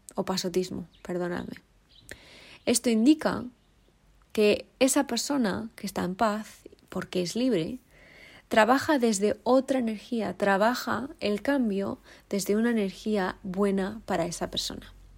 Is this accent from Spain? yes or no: yes; Spain; moved away as an adult; now in South Africa; yo como española